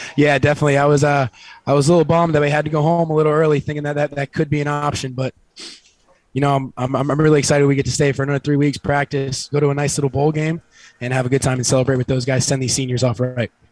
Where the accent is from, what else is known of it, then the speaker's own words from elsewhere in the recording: Fort Lauderdale, Florida, United States; I grew up here born and raised in Fort Lauderdale